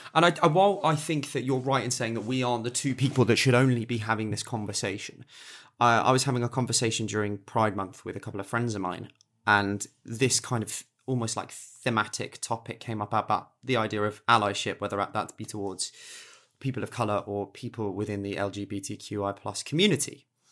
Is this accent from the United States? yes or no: no; England, United Kingdom; I'm English, I live in England